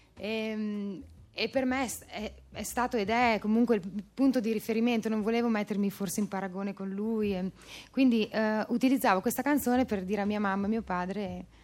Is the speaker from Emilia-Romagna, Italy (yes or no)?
yes; Emilia-Romagna, Italy; moved away as an adult; now in Milan, Italy; io sono romagnola ma vivo da 14 anni a Milano